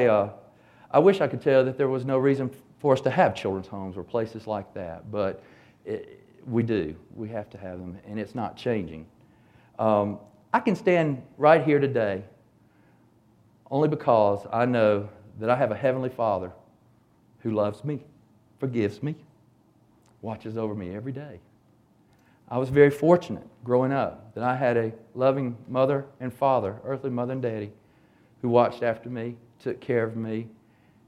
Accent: Hapeville, Georgia, United States; when I was growing up in Hapeville in the 60s

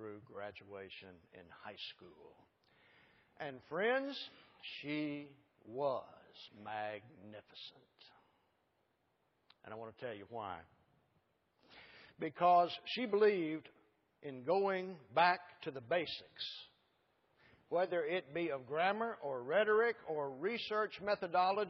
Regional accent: Allen, Texas, United States; that interesting little town up there that I claim is my hometown

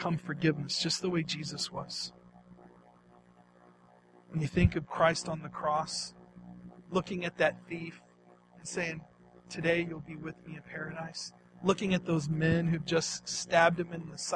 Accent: East Texas, United States; Growing up in East Texas, my favorite thing to do with my dad was to go hunting

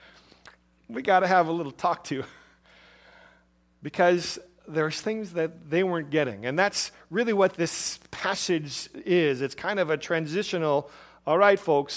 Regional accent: Chicago, Illinois, United States; moved away as an adult; also born or lived in Milwaukee, Wisconsin / Nebraska / southeast Arizona; Growing up in Chicago and being in other cities

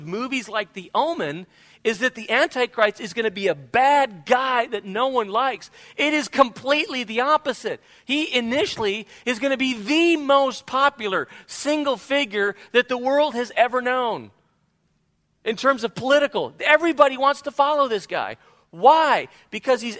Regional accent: Spain; now in United States; when I grew up in Spain

